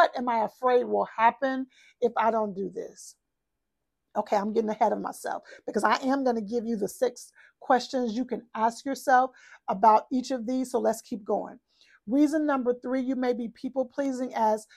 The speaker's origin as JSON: {"language": "English", "region": "Texas", "country": "United States", "said": "I'm from Texas"}